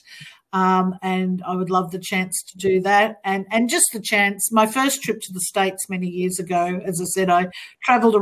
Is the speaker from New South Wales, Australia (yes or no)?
no; Melbourne, Victoria, Australia; my hometown of Melbourne